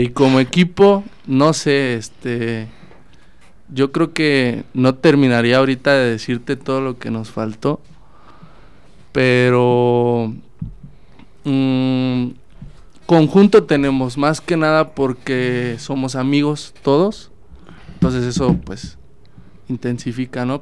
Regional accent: Salamanca, Guanajuato, Mexico; Yo soy de Salamanca

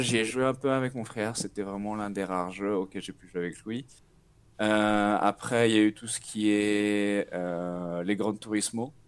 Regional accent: Nantes, Pays de la Loire, France; moved away as an adult; now in São Paulo, Brazil; je suis nantais, j'ai 29 ans

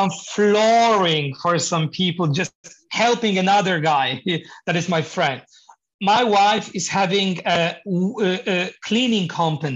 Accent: Poland; English is a second language; moved away as an adult; now in Norway; when I moved to Norway, because I'm originally from Poland, by the way. Yeah, so I moved 8 years ago

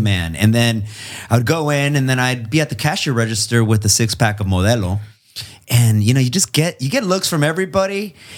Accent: Imperial Valley, California, United States; also born or lived in Long Beach / El Centro / Calexico / Mexicali, Mexico; I'm from the Imperial Valley

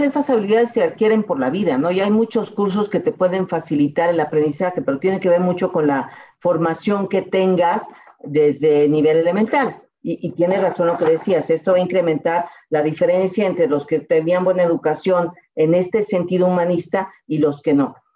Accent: Mexico; soy mexicana

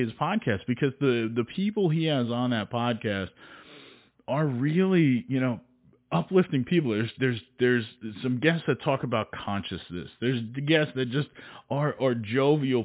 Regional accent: New Jersey, United States; I'm from New Jersey

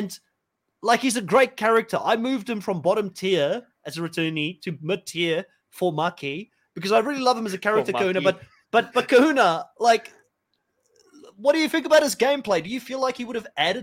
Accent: Cape Town, Western Cape, South Africa; moved away; I'm from South Africa as well. I'm from Cape Town, Bellville originally.

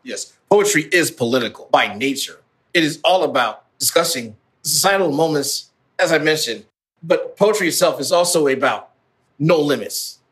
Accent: Midwest, United States; a son of African immigrants growing up in the Midwest

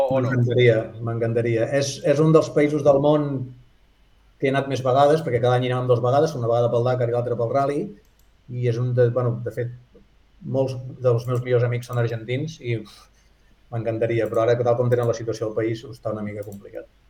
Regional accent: Girona, Catalonia, Spain

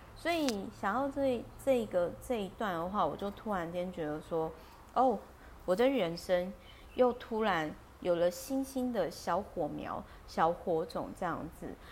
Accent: Taiwan; 我小时候在眷村的时候

